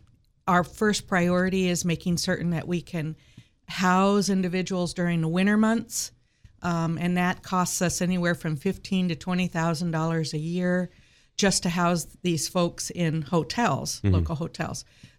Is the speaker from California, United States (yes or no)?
no; Berkeley Springs, West Virginia, United States; I am from Berkeley Springs area